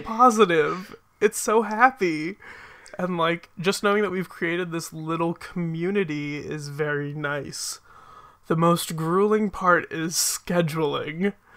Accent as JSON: {"language": "English", "town": "Philadelphia", "region": "Pennsylvania", "country": "United States", "tie": "born or raised there", "said": "I am from, like, the greater Philadelphia area. So I live a little bit outside of the city, but I've grown up here. I've lived here my entire life."}